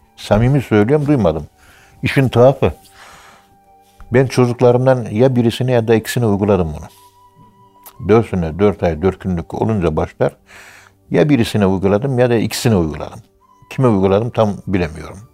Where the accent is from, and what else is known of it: Turkey